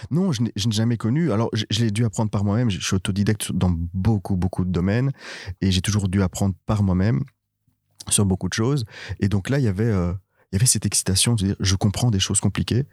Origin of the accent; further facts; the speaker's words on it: Brussels, Brussels-Capital Region, Belgium; moved away as an adult; je suis né à Bruxelles, j'ai toujours vécu à Bruxelles jusqu'il y a trois ans